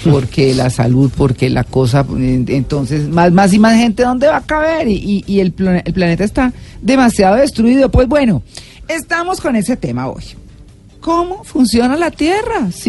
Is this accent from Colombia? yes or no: yes; Santander, Colombia; moved away; yo crecí en Santander, digamos que llegué muy chiquita y viví unos buenos años